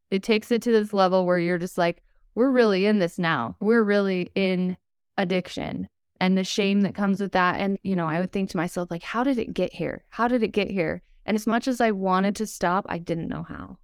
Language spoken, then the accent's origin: English; Utah, United States; I was born and raised in Utah. I still live here today.